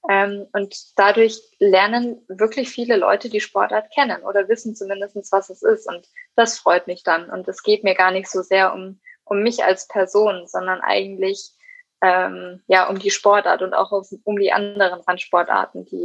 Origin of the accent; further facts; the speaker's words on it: Erlangen, Bavaria, Germany; in meiner Heimatstadt in Erlangen und auch hier in Nürnberg zum Beispiel